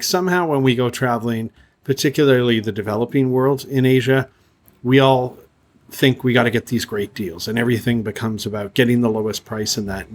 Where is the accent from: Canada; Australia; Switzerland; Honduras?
Canada; moved away; I'm from Canada